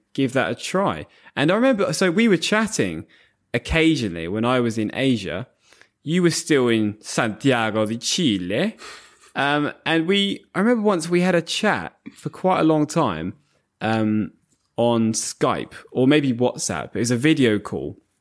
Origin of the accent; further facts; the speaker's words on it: Bedford, East of England, United Kingdom; We have a, a large Asian community in Bedford, my hometown.